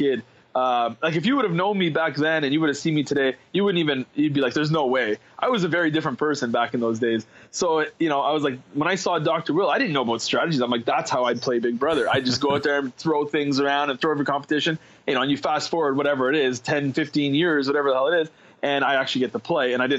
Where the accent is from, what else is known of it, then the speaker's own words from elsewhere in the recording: Ottawa, Ontario, Canada; I grew up, I was born and raised in Ottawa